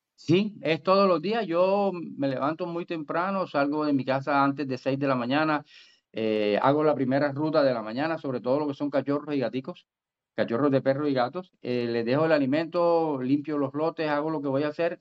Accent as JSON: {"language": "Spanish", "town": "Barranquilla", "region": "Atlántico", "country": "Colombia", "tie": "born or raised there", "said": "yo nací en Barranquilla, pero me crié en, en, pueblo, yo soy prácticamente soy provinciano"}